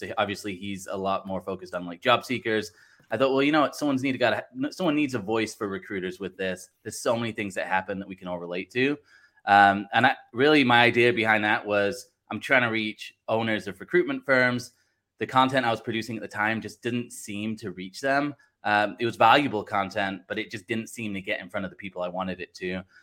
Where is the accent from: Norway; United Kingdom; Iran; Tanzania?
United Kingdom; Blackpool, North West England; also born or lived in Southern California, United States; now in Wisconsin, United States; I'm actually originally from Blackpool in England. Live in uh, Wisconsin now uh, in the U.S. and then uh, lived in like Southern California as well.